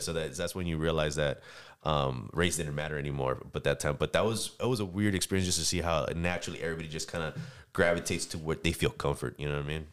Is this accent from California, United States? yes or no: yes; San Diego, California, United States; I'm originally from San Diego, California